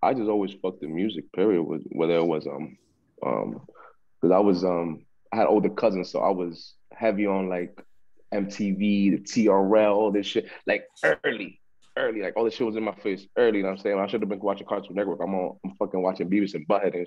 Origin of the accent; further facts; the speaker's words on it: New York City, New York, United States; also born or lived in Harlem, New York / Queens, New York / Florida; I'm from the Bronx, New York. I was born in Harlem, in the Queens for like 2-3 years, and then been living in the Bronx ever since